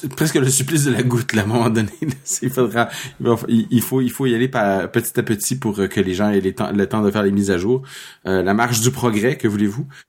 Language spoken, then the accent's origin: French; Toronto, Ontario, Canada; je suis né à Toronto en 1969.